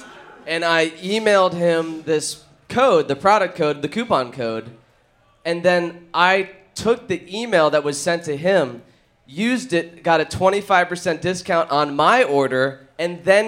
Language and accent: English; New Haven, Connecticut, United States; I am from New Haven, Connecticut.